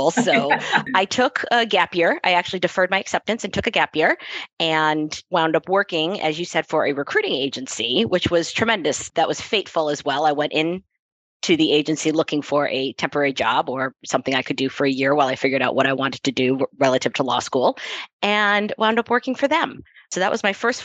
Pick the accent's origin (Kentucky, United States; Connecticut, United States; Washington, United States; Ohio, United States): Connecticut, United States; also born or lived in Boston; I grew up in Connecticut, outside of New York City